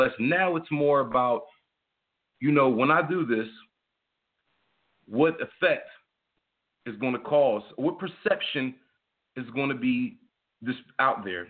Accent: United States; I'm an American

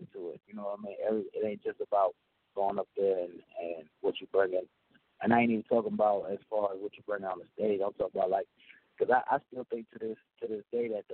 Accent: the South, United States; I'm from the South

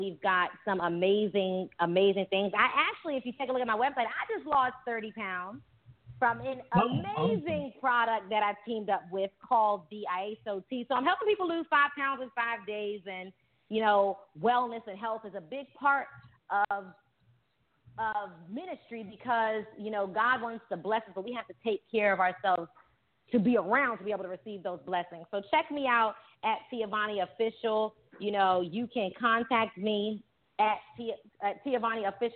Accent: Richmond, Virginia, United States; moved away as an adult; also born or lived in Washington, D.C.; now in South Florida, United States; I'm from the Richmond and Washington, D.C. area. But since I've been here in South Florida

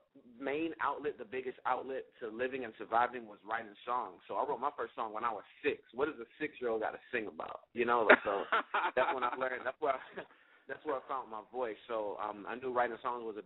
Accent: Savannah, Georgia, United States; I'm from Savannah, Georgia.

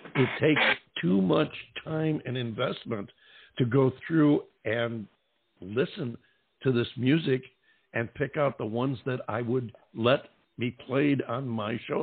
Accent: upstate New York, United States; I'm from upstate New York myself

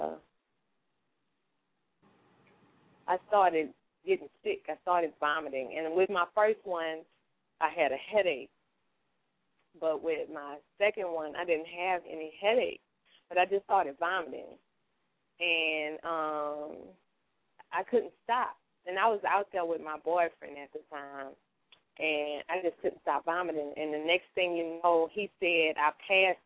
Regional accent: New Orleans, Louisiana, United States; also born or lived in Bronx, New York; I was born in New York, but raised in New Orleans

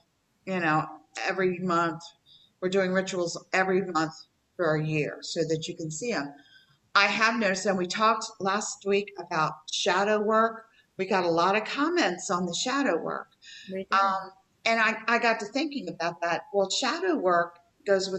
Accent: Appalachia, United States; I am from the South. Okay? I am from Appalachia.

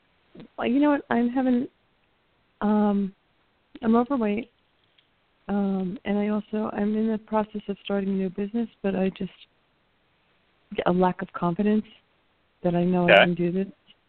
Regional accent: Spring Hill, Florida, United States; I'm from Spring Hill, Florida.

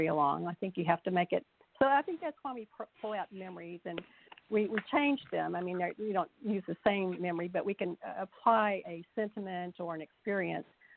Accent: Texas Hill Country, United States; I grew up in the Texas Hill Country on a ranch that's been in the family since the 1800s

